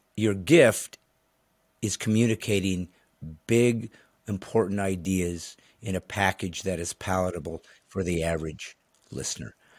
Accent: Indiana, United States; I remember growing up in Indiana

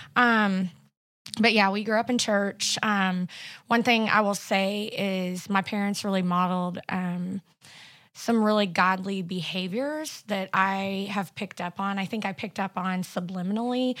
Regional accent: Carthage, Missouri, United States; also born or lived in Springfield, Missouri; I was born in Carthage, Missouri, and, uh, went to school there my whole life

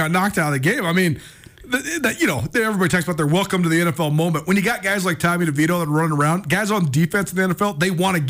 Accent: Missoula, Montana, United States; It's such a great joy for me to be able to be on the radio in my hometown talking all things sports

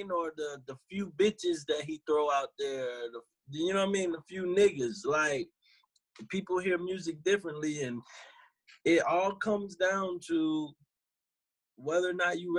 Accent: New York, United States; nigga, I'm from Marcy Project.

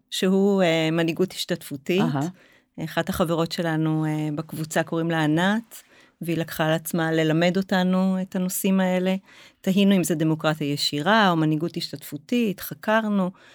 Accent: Haifa, Haifa District, Israel; now in Zikhron Ya'akov, Israel; אני חיפאית במקור

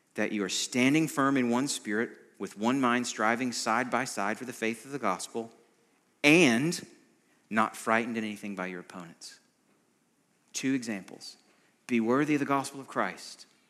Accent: United States; an American like me

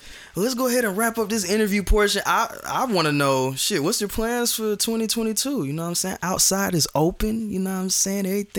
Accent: Atlanta, Georgia, United States; I'm from Atlanta.

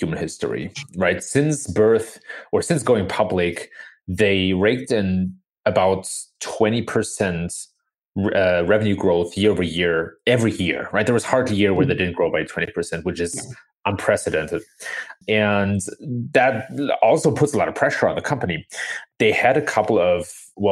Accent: Germany; moved away as an adult; now in United States; I was born and raised in Germany, the son of an American father and of a German mother

